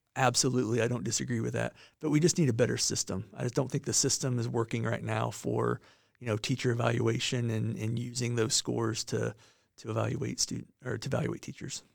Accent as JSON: {"language": "English", "town": "Monticello", "region": "Indiana", "country": "United States", "tie": "born or raised there", "moved": "as an adult", "lives_now": "southern Indiana, United States", "said": "I, uh, grew up in Monticello, Indiana, which is northern Indiana"}